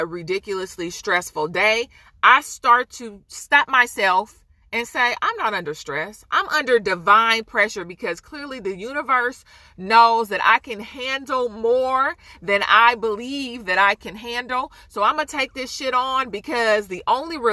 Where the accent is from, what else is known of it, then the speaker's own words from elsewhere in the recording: Oakland, California, United States; I'm from Oakland